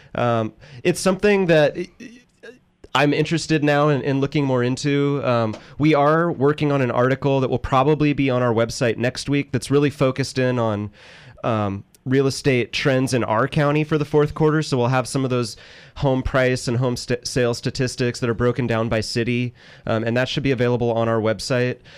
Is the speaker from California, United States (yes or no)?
yes; Northern California, United States; moved away; I'm from Northern California